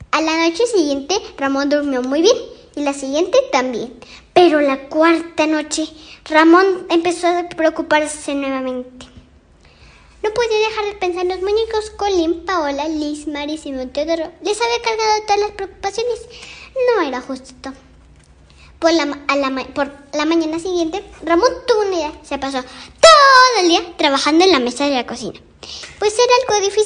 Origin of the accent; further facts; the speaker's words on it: Mexico; Voy en segundo grado. Voy en la escuela Aníbal Ponce. Soy mexicana.